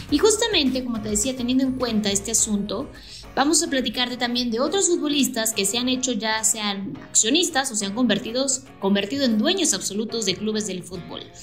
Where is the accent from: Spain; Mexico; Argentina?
Mexico; State of Mexico; Yo que soy de del Estado de México, a lo mejor imagínate tener acciones en el Club Toluca, el club al que le vas